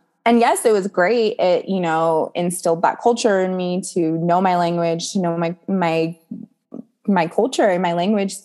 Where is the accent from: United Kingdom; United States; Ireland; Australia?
United States; growing up in America and having American friends and American culture and music.